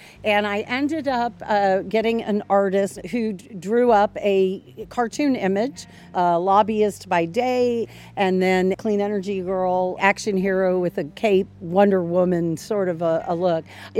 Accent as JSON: {"language": "English", "town": "Tampa", "region": "Florida", "country": "United States", "tie": "born or raised there", "said": "I was born right here in Tampa, Florida. And it's just a very warm and welcoming place. It's also a place of great beauty."}